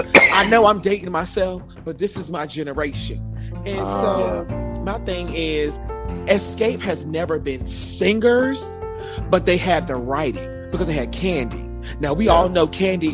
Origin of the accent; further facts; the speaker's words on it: New York, United States; I'm from New York